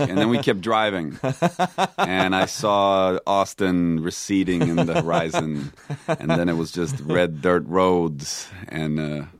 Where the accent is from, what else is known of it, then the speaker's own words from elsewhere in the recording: Stockholm, Stockholm County, Sweden; I grew up in Stockholm. Yeah.